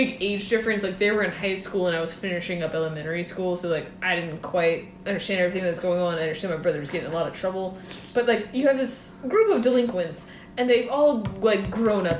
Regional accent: Johns Island, South Carolina, United States; I grew up on John's Island, South Carolina

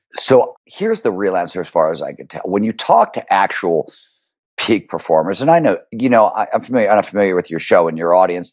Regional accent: Cleveland, Ohio, United States; When I was growing up in Cleveland, Ohio in the blue collar 70s

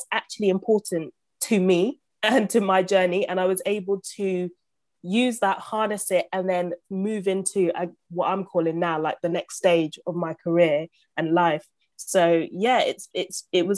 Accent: London, United Kingdom; also born or lived in Uganda; Grew up in a council flat in Southeast London

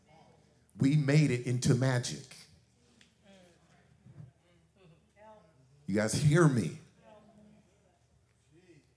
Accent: Suisun City, California, United States; We grew up in Soosoon, Cherry Street, back in the days, 1972.

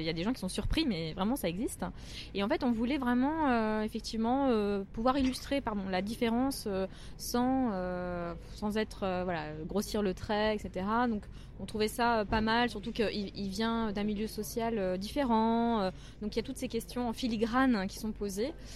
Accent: Metz, Grand Est, France; moved away; also born or lived in Paris / China; j'ai habité à Metz pendant très longtemps

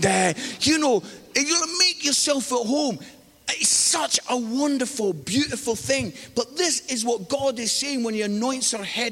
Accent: Scotland, United Kingdom; now in England; I'm living in England. I'm married to an English lady. My kids were born in England. But I am Scottish.

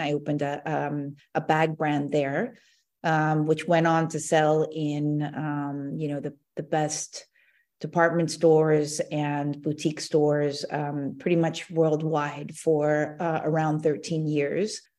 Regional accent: Seattle, Washington, United States; moved away as an adult; also born or lived in Maryland / Hong Kong / Korea (ancestry); now in Italy; I was actually born in Maryland, um, but grew up in Seattle

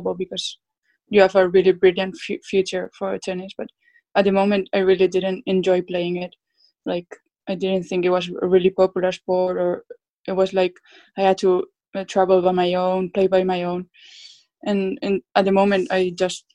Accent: Basque Country, Spain; born or raised there; English is a second language; moved away as an adult; also born or lived in Orlando, Florida, United States; now in Liverpool, United Kingdom

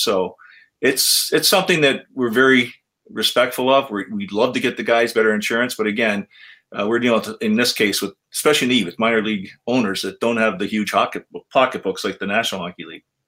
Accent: Canada; I'm a Canadian.

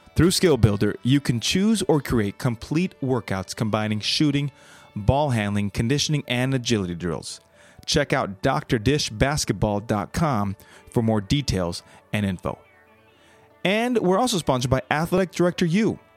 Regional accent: Los Angeles, California, United States; moved away as an adult; now in North Carolina, United States; I'm in North Carolina, but, and I'm from Los Angeles

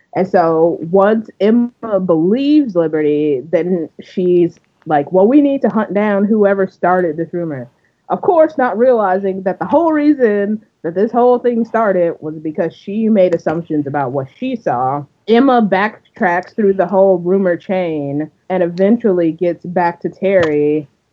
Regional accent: Canada; we're Canadian

